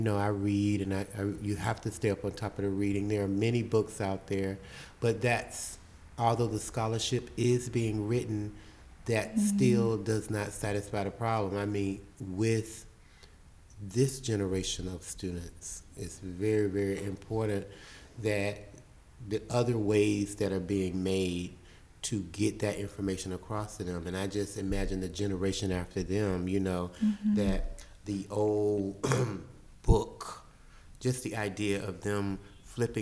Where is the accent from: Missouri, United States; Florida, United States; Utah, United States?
Florida, United States; Belle Glade; also born or lived in Tallahassee, Florida; I grew up in South Florida. So I grew up in a little town called Belgrade, Florida